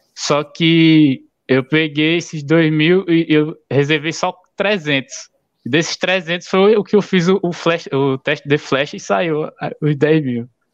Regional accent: Alagoas, Brazil; sou de Alagoas

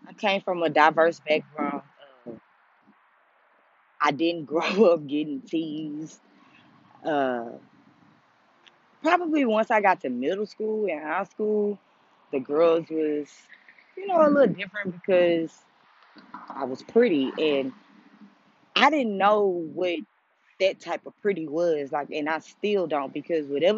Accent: United States; in the culture of being African American

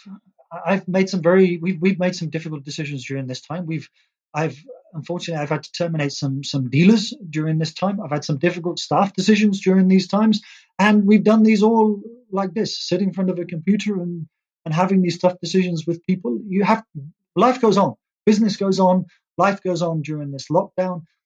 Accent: England, United Kingdom; also born or lived in India; now in Prague, Czech Republic; Being English

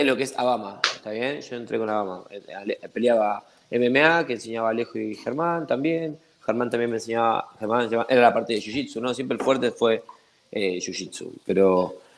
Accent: Argentina; accent: Argentine; moved away as an adult; now in Ecuador; yo soy de Argentina

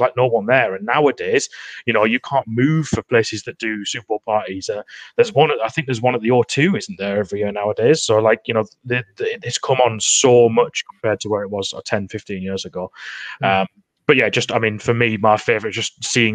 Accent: Newcastle upon Tyne, North East England, United Kingdom; I'm a big Newcastle fan, as you can probably tell from my accent. That's where I'm sort of from, up in the northeast

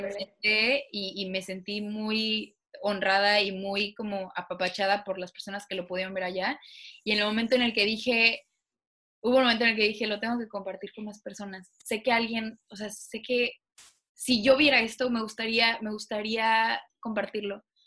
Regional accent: Mexico; moved away as an adult; now in United States; me siento más orgullosa de ser mexicana allá que aquí

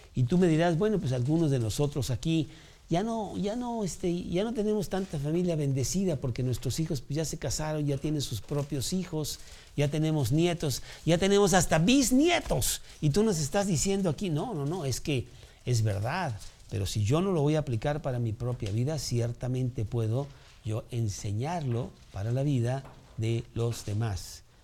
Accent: Mexico; aquí en México

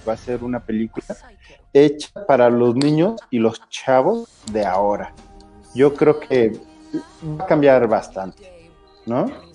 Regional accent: Mexico

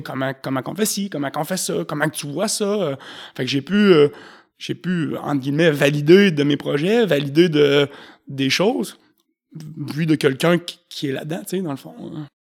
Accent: Saint-Raymond, Quebec, Canada; je viens de Saint-Ramon

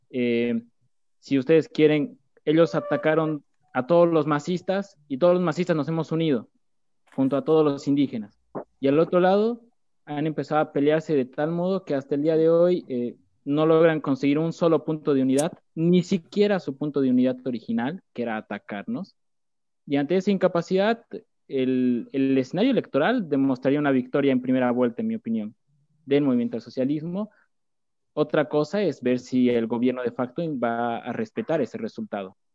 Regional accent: La Paz, Bolivia; now in Argentina; soy boliviano, refugiado en la Argentina, eh, debido al golpe de Estado que se ha dado, eh, estudiante de la Universidad Pública de La Paz, de la Ciudad de La Paz, en Bolivia

